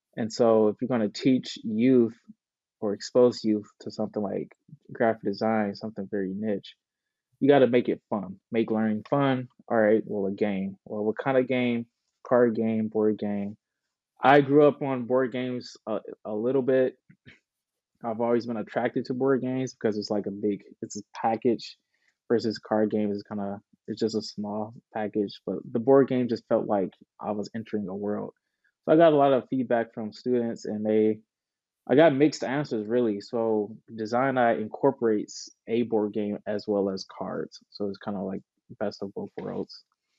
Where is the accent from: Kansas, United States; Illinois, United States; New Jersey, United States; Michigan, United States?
Michigan, United States; Detroit; I was born and raised in Detroit, the east side of Detroit, graduated from Detroit Public Schools